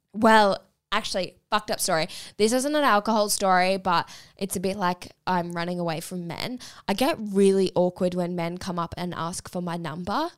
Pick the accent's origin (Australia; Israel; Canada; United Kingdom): Australia; Melbourne, Victoria; I'm up here for the weekend. I'm from Melbourne